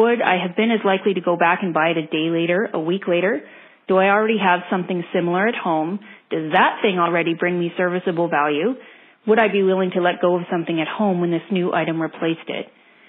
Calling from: Calgary, Alberta, Canada; I'm from Calgary, Alberta.

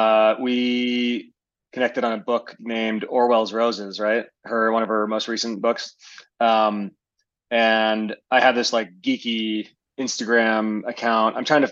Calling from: Missoula, Montana, United States; I'm calling in from, or I'm meeting you from Missoula, Montana.

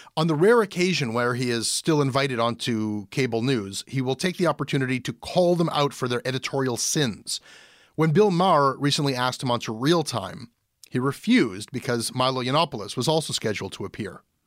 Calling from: Montreal, Quebec, Canada; I'm calling from Montreal and I work in marketing.

